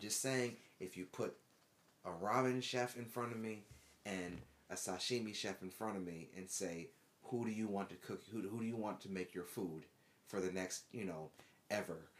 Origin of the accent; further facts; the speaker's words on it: United States; moved away as an adult; also born or lived in Japan; being an American